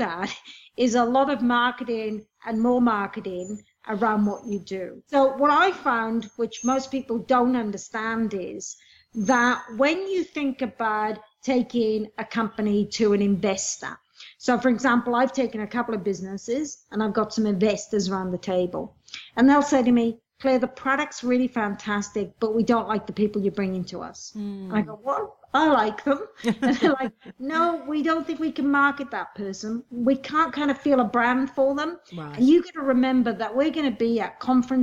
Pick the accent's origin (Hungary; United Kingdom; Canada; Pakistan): United Kingdom; Wales; moved away as an adult; now in Australia; I come from Wales, a low socioeconomic environment. Came to Australia when I was 18